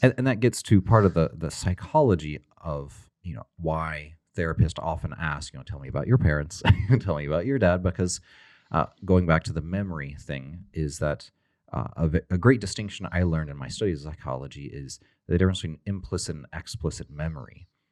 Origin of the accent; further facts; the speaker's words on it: Texas, United States; I'm from Texas